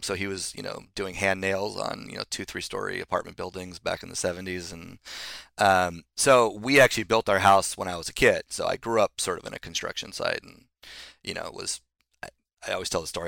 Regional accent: Solana Beach, California, United States; also born or lived in Los Angeles / New York; I grew up in Solana Beach

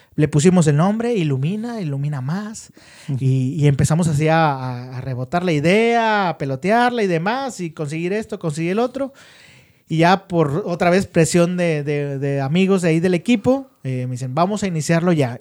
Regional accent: Monterrey, Nuevo León, Mexico; La mayoría sí somos de Monterrey

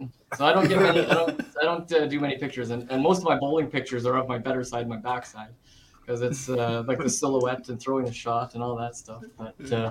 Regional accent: Winnipeg, Manitoba, Canada; also born or lived in Thompson, Manitoba; So Thompson's my hometown. I said so I was born there. And then about a year later, my parents moved to Winnipeg.

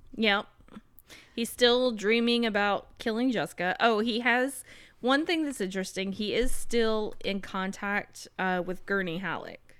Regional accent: South Carolina, United States; I'm from South Carolina.

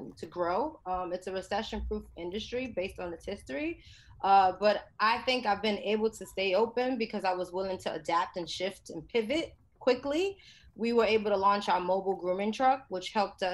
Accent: New York City, New York, United States; I grew up in the South Bronx, which is the poorest congressional district in the nation

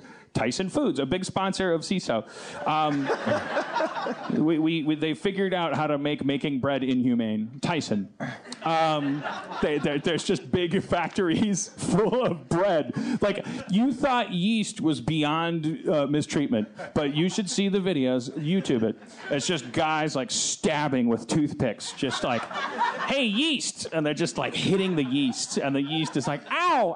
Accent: United States; I'm American

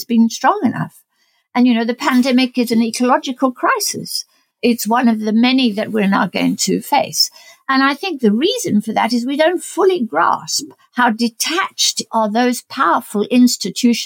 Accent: South Africa; moved away; I'm South African born. My family is in South Africa

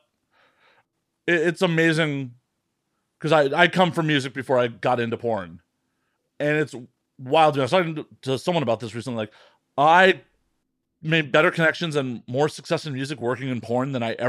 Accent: Midwest, United States; moved away; also born or lived in West Coast; moving from the Midwest to the West Coast was, at least growing up in the Midwest

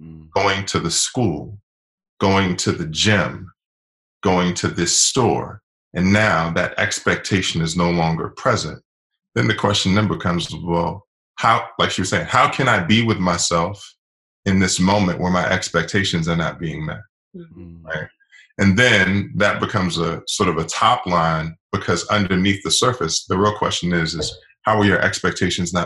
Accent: Washington, District of Columbia, United States; I'm originally from Washington, D.C.

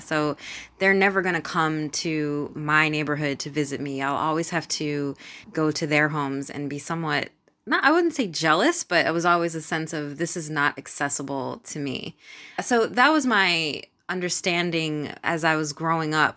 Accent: Philadelphia, Pennsylvania, United States; moved away as an adult; also born or lived in Brooklyn, New York / Amsterdam, Netherlands / The Hague, Netherlands / Suriname; now in Bristol, United Kingdom; born and raised in Philadelphia, Pennsylvania

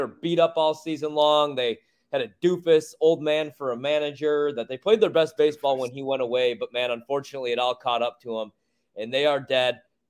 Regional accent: Chicago, Illinois, United States; my hometown, my home city

